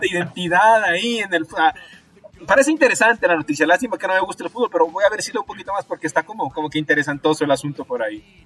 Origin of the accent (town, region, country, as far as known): Ecuador